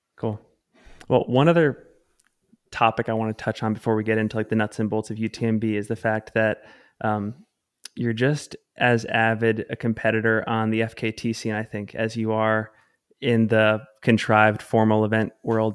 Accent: Salt Lake City, Utah, United States; my hometown, Salt Lake City, Utah.

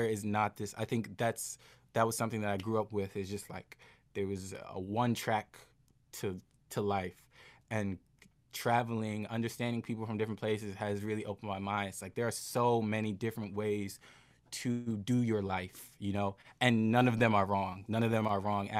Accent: United States; I'm so lucky that I grew up here. I'm so lucky that I was born here.

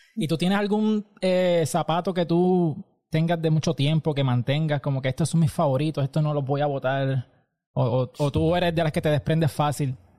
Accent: Aguadilla, Puerto Rico; yo soy de Aguadilla

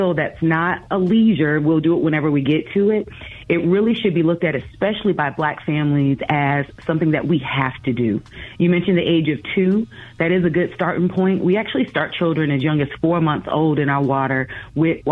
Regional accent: Virginia, United States; I grew up in Virginia, grew up near the ocean front.

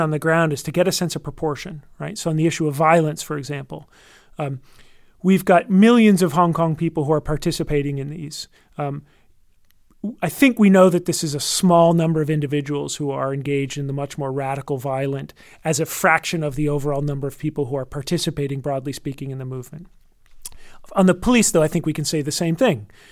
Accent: United States; as an American

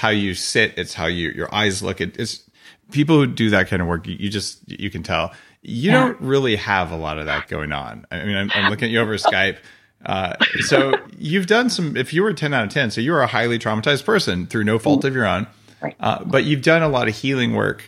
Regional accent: New Mexico, United States; I grew up in New Mexico

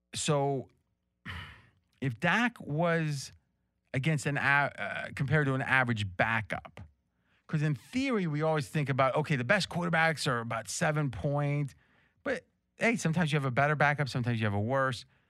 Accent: near Pittsburgh, eastern Ohio, United States; where I grew up, which is on the river, so it's like 50 minutes from Pittsburgh, but it's in Ohio

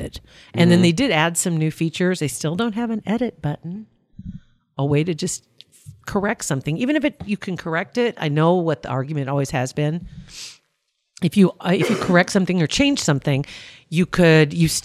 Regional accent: Ashland, United States; moved away; But I'm always from Ashland. I've always been from Ashland

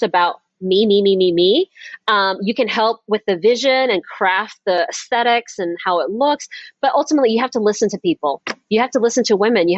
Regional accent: the South, United States; I was raised in the South

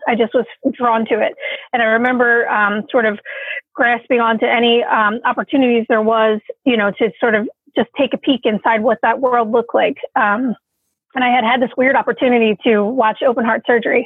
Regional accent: Philadelphia, Pennsylvania, United States; also born or lived in California; I was born here in Philadelphia. So that's where I currently reside.

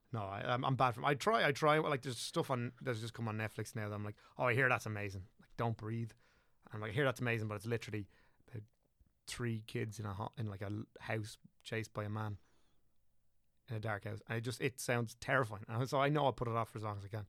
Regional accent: southeast Wicklow, Leinster, Ireland; also born or lived in Dublin / England; southeast Wicklow, so, like, Rotherham was where, where I grew up, and, like, went to school

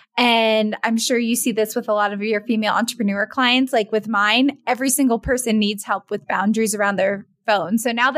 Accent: East Coast of the United States, United States; moved away as an adult; also born or lived in Pennsylvania; now in Jackson Hole, United States; I'm from the East Coast of the United States. And now I live in Jackson Hole, Wyoming

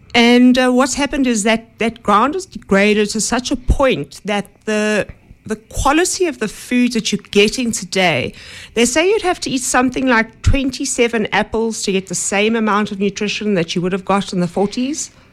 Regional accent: Johannesburg, Gauteng, South Africa; I grew up in Johannesburg

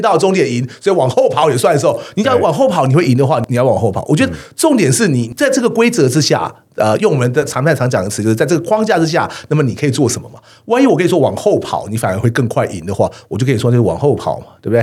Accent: Taiwan; 我们台湾人

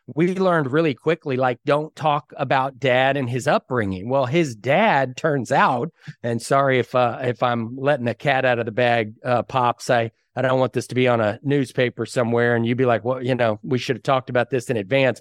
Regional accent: Dallas-Fort Worth area, Texas, United States; moved away as an adult; now in Waco, United States; I grew up in the Dallas-Fort Worth area

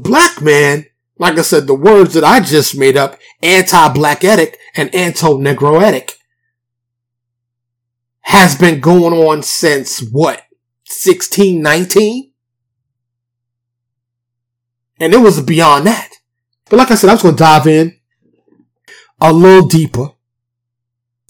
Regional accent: New York, United States; born and raised in New York

